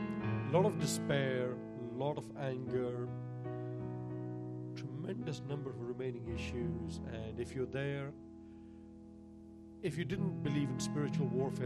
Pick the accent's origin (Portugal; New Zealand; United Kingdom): United Kingdom; moved away; I'm British